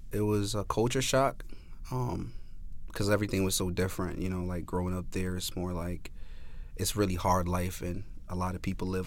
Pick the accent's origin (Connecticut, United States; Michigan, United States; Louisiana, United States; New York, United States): Connecticut, United States; New Haven; I think with us, um, like the New Haven residents, when we think of Yale, we think